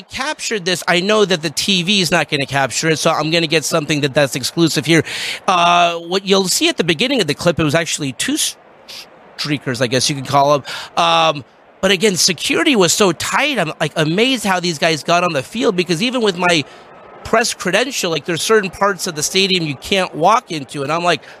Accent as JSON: {"language": "English", "town": "Los Angeles", "region": "California", "country": "United States", "said": "I'm from Los Angeles"}